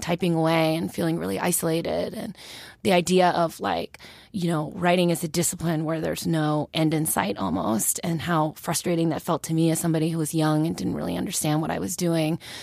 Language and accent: English; Southern California, United States; now in New York City, United States; I'm from Southern California